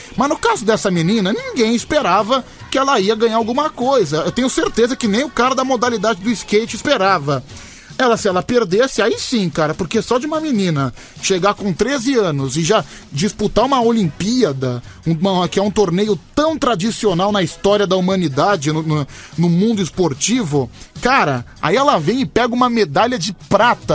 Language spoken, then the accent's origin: Portuguese; Guarujá, São Paulo, Brazil